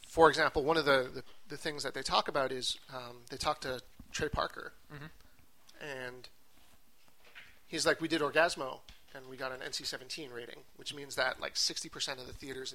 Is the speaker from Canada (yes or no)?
yes; Quebec, Canada; Well, we're from Quebec, and it was rated R in Quebec.